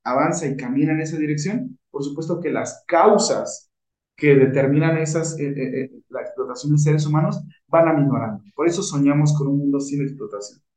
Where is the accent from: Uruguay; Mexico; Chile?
Mexico